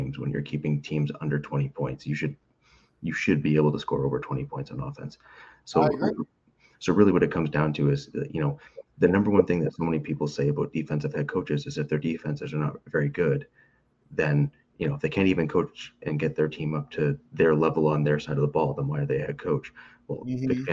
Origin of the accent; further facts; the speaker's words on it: Canada; I'm a Canadian